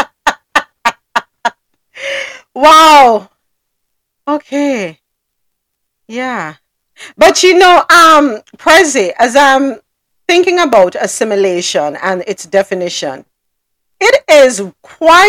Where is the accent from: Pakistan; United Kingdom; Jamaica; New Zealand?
Jamaica; accent: Jamaican; now in United States; And I'll say, Jamaica